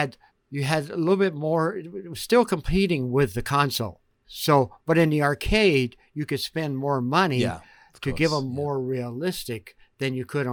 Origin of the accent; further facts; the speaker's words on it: Georgia, United States; moved away as an adult; Actually, I grew up in Georgia.